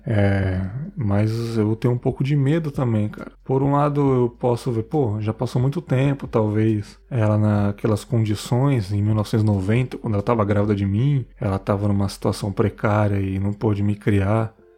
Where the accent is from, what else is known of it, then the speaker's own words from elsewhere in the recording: São Paulo, Brazil; na minha quebrada lá lá da ZL